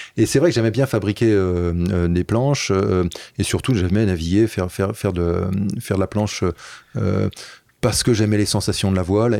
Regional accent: Paris, Île-de-France, France; also born or lived in Brittany; j'ai grandi à Paris

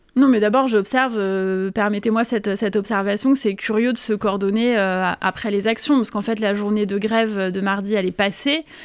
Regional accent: Paris, Île-de-France, France; also born or lived in Corsica; Le 19e arrondissement, c'est un arrondissement que je connais bien. J'ai grandi, j'étais à la Cité Rouge, j'étais à l'école Avenue Simon Bolivar.

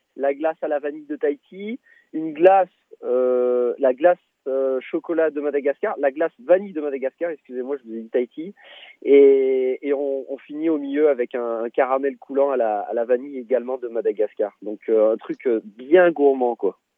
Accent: Tournon-sur-Rhône, Auvergne-Rhône-Alpes, France; from Ardèche, de là où on vient d'ailleurs, de Tournon-sur-Rhône

